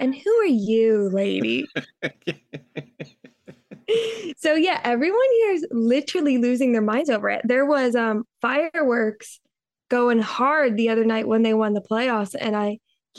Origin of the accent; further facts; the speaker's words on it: Philadelphia, Pennsylvania, United States; now in New York, United States; where we live, I'm from Philly, and when I moved to New York, I'm not a big sports fan